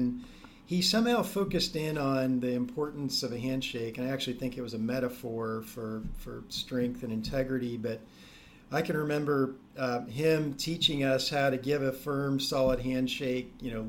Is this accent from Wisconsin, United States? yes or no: no; Ohio, United States; We grew up in Ohio